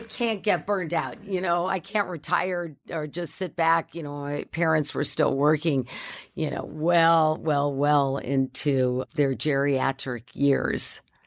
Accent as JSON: {"language": "English", "region": "Southern California", "country": "United States", "tie": "born or raised there", "also_born_or_lived": "San Fernando Valley", "said": "I grew up in Southern California"}